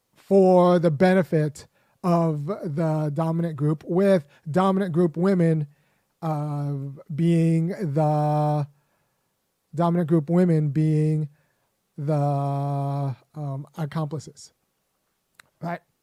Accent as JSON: {"language": "English", "region": "California", "country": "United States", "tie": "born or raised there", "said": "as a young boy growing up in California"}